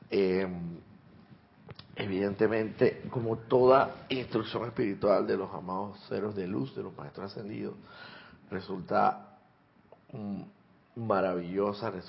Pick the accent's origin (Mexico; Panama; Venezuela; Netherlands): Panama; Santiago de Veraguas, Veraguas; born there; Soy nacido también en Santiago de Veraguas.